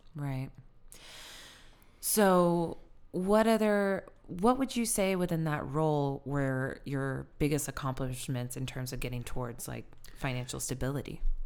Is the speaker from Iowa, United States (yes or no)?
yes; Sioux City, Iowa, United States; moved away; also born or lived in Apalachicola, Florida / Philadelphia; I'm from Sioux City